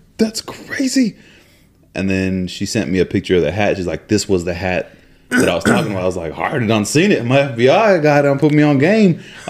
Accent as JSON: {"language": "English", "region": "London", "country": "United Kingdom", "said": "I'm like, yes, well, I am from London."}